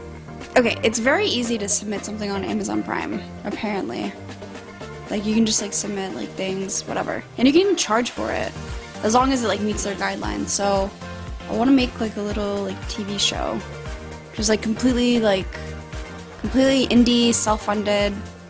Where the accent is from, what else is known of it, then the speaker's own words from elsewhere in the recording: New York, United States; And, like, as a New Yorker, I just wanna, like, flick him off and punch him.